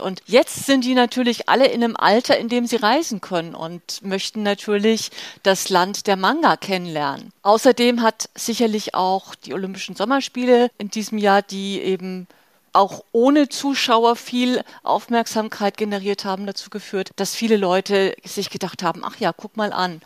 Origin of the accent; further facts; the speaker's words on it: Germany; bei uns in Deutschland